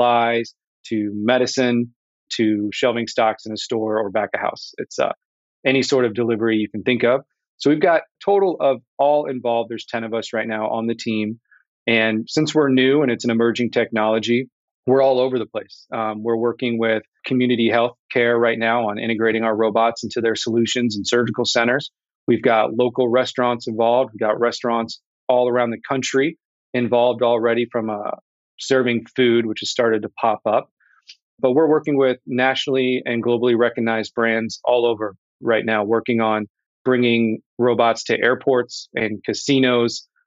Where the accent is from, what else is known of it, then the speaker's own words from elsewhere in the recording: Indianapolis, Indiana, United States; I am from Indianapolis, born and raised